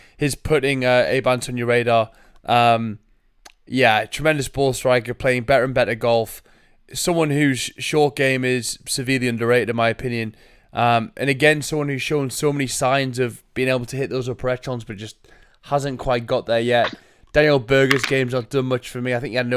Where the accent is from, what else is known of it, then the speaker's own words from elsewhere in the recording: England, United Kingdom; I'm English.